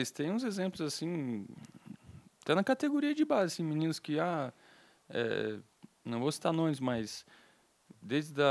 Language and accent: Portuguese; Curitiba, Paraná, Brazil; Aqui em Curitiba lá no mesmo.